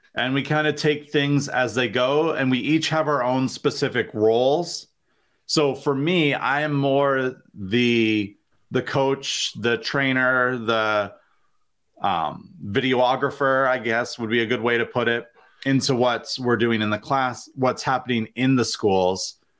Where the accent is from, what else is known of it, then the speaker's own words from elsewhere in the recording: Vermont, United States; moved away as an adult; now in Springfield, United States; I was born and raised in Vermont